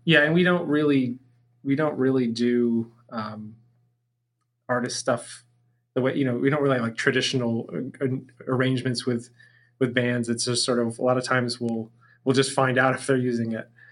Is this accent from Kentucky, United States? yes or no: no; Massachusetts, United States; moved away; both Pete and I grew up in Massachusetts